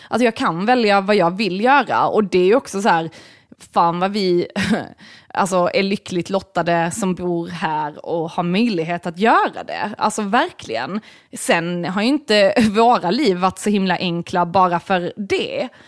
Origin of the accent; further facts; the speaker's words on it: United States; jag är amerikan.